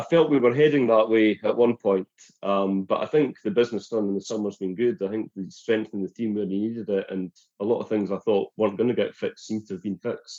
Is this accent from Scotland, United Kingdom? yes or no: yes; Dundee, Scotland, United Kingdom; I'm actually an unusual Saints fan in that I'm in Dundee, and I'm from Dundee, but I'm a Saints fan. My dad's from Perth, so I grew up a Saints fan